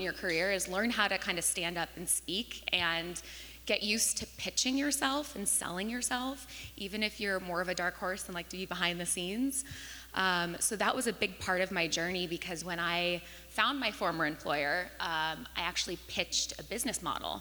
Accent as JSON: {"language": "English", "region": "Northern California", "country": "United States", "tie": "born or raised there", "said": "I actually grew up in Northern California"}